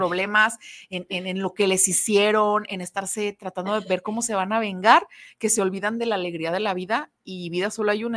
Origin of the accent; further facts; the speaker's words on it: Mexico; somos madres mexicanas